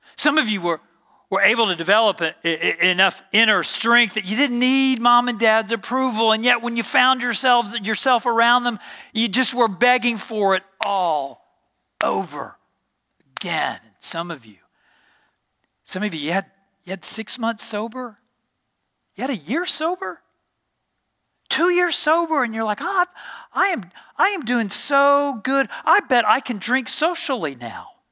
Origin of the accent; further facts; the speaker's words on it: Dallas, Texas, United States; moved away as an adult; I grew up in Dallas, Texas